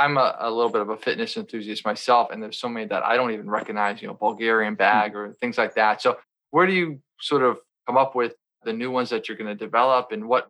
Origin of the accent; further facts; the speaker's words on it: United States; I'm American.